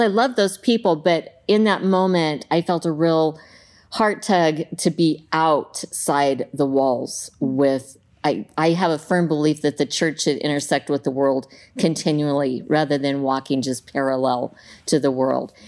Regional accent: Southeast Colorado, United States; now in Clackamas, United States; I grew up in Southeast Colorado on a farm

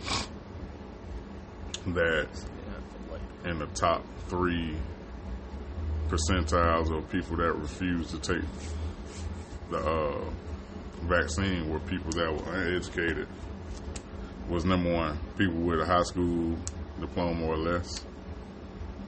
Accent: Florida, United States; moved away; I grew up in Florida, and it's hot down there

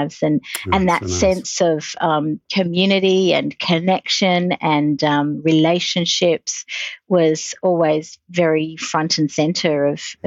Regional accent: Sydney, New South Wales, Australia; moved away as an adult; now in Singapore; I grew up in Sydney, Australia

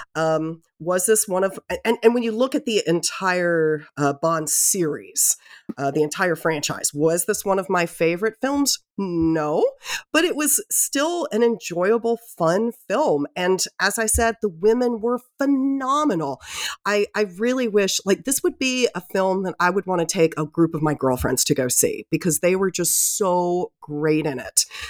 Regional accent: United States; as an American

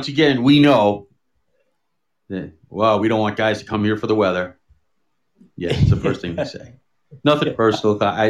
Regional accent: Dallas, Texas, United States; I'm from Dallas.

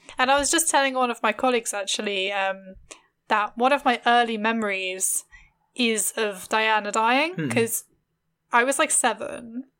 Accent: London, United Kingdom; I grew up in London, so it was like even weirder, like it being like dead.

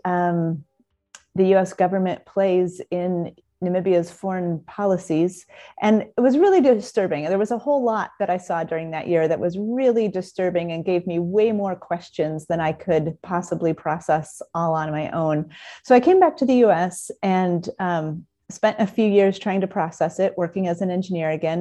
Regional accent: South Bend, Indiana, United States; moved away as an adult; also born or lived in Southern California; I grew up in South Bend, and kind of a conventional childhood and all

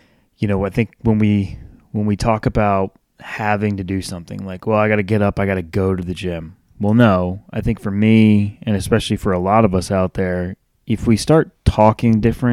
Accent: Northeast, United States; now in Charlotte, United States; I grew up in the Northeast

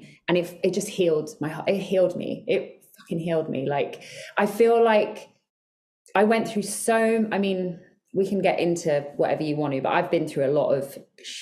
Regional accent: Ireland; I'm Irish

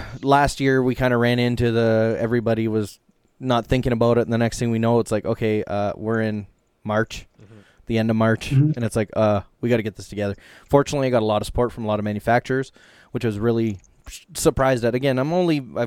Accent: Canada; we're Canadian

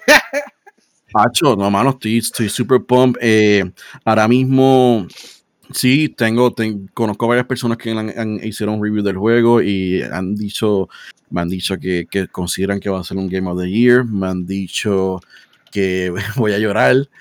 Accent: Puerto Rico; como el boricua

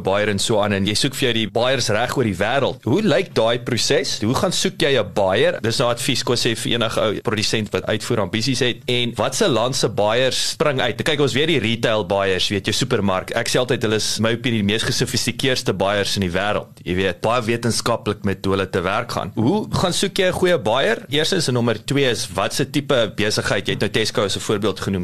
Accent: South Africa; baie trots as 'n Suid-Afrikaner

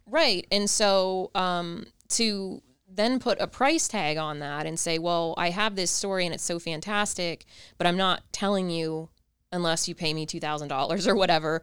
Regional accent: Ohio, United States; I'm from Ohio

